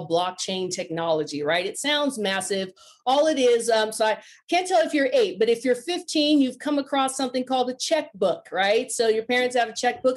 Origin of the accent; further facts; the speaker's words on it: Silicon Valley, California, United States; moved away; I'm originally from Silicon Valley